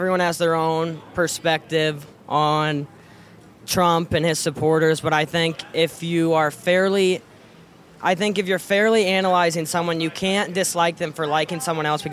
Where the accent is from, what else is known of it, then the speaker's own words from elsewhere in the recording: Ely, Iowa, United States; from Ely, Iowa.